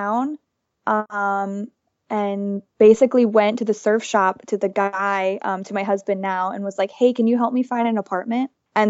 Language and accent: English; Florida, United States; moved away as an adult; now in Nicaragua; I grew up in Florida in a small town.